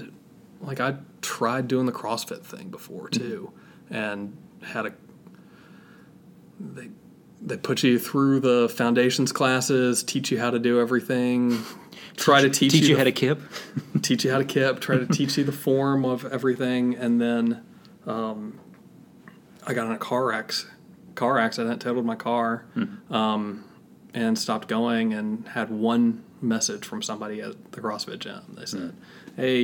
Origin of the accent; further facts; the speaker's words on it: Richmond, Virginia, United States; moved away as an adult; also born or lived in Atlanta, Georgia; now in Greensboro, United States; I grew up in the Methodist Church at a great church in Richmond, Virginia, which is my hometown